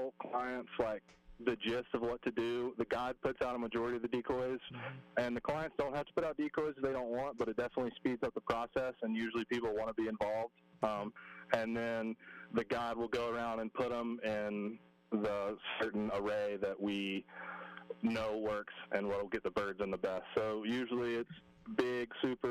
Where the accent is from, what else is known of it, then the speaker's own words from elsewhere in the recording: Mobile, Alabama, United States; moved away as an adult; also born or lived in Colorado / Wyoming; I grew up in Mobile, Alabama